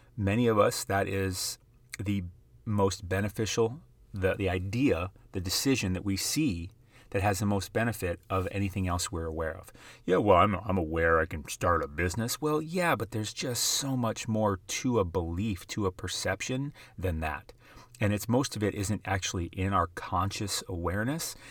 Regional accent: South Dakota, United States; I grew up in the middle of South Dakota.

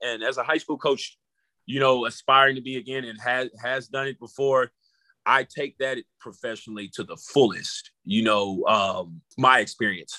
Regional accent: College Station, Texas, United States; growing up in College Station, we played, and where I grew up, you know, prior to moving out

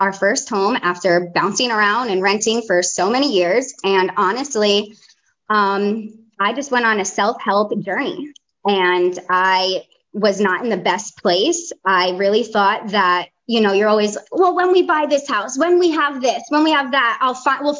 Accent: New Jersey, United States; accent: Jersey; moved away as an adult; also born or lived in Fort Lauderdale, Florida; now in North Carolina, United States; I live in North Carolina, but yeah, born and raised in Jersey. I left there when I was 18

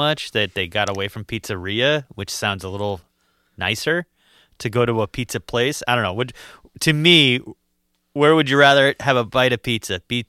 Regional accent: Utah, United States; I was from Utah, and I'm thinking that is on brand.

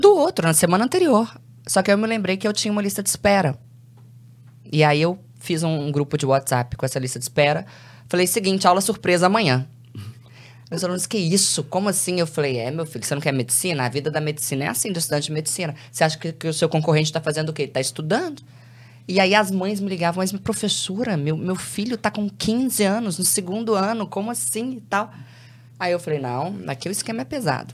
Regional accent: Belo Horizonte, Minas Gerais, Brazil; Eu sou de Belo Horizonte

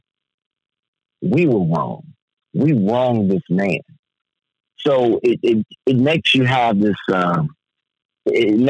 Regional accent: United States; I was born in America

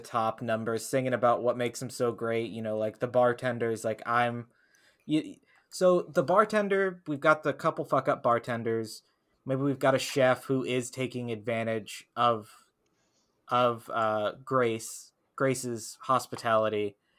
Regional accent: the South, United States; growing up in the South

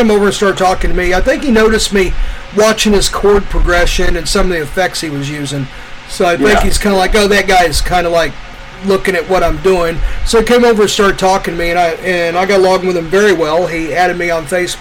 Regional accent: Midwest, United States; I grew up in the Midwest

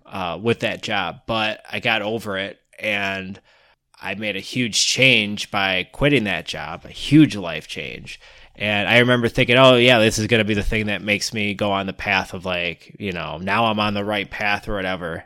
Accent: Michigan, United States; We're from the Midwest, Michigan

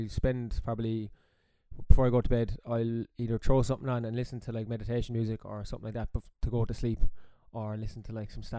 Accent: Midleton, County Cork, Ireland; also born or lived in London; I grew up in Middleton. For people who don't know, down East Cork

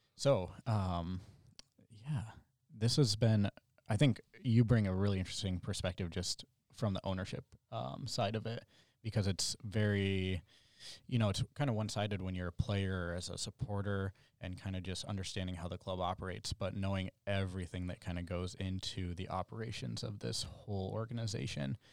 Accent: Indiana, United States; moved away; I'm originally from Indiana

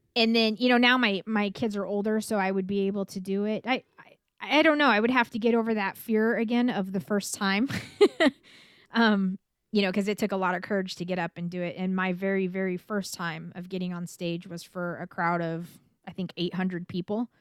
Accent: California, United States; I was born and raised in California

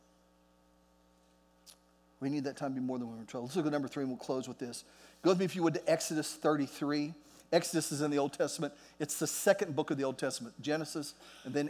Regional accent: Oklahoma, United States; I'm an American. I'm from Oklahoma

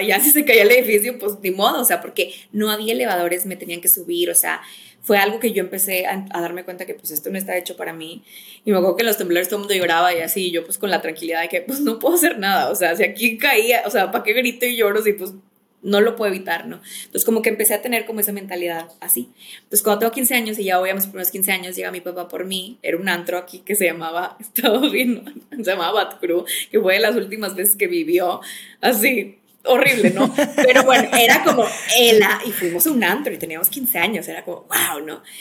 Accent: Monterrey, Nuevo León, Mexico; moved away; also born or lived in Mexico City; Soy mexicana, originalmente, bueno, soy regia, pero yo digo que soy mitad regia, mitad chilanga. estoy viví mucho tiempo en Ciudad de México, ahorita vivo en Monterrey

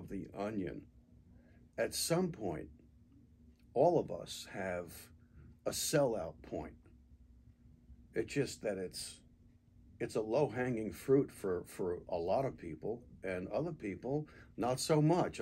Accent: United States; I'm a product of being born and raised in the United States

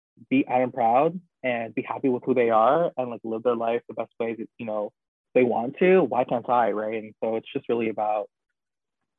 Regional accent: Toronto, Ontario, Canada; I grew up in Scarborough, at least for like half of my childhood

